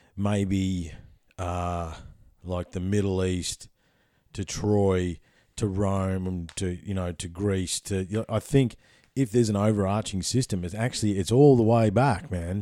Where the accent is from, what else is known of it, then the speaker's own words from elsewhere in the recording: Ballarat, Victoria, Australia; also born or lived in Papua New Guinea; I grew up in Ballarat. That's a gold town